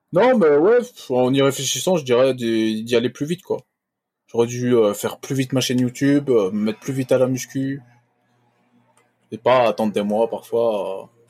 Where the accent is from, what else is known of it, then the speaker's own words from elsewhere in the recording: Belgium; Bon, moi je suis belge